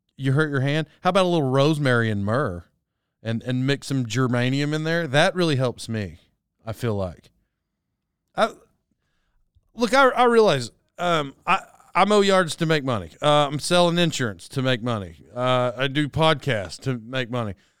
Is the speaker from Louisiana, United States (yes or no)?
no; Locust Grove, Oklahoma, United States; moved away; I grew up in Locust Grove